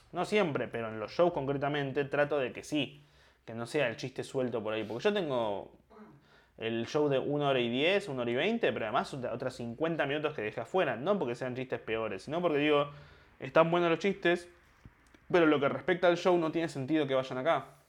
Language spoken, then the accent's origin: Spanish; Argentina; yo soy argentino